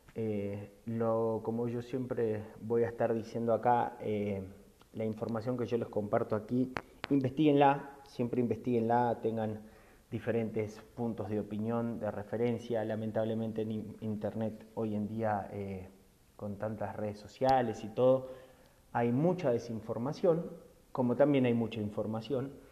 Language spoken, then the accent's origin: Spanish; Argentina; moved away as an adult; now in Mexico; soy argentino, que vivo hace 15 años en México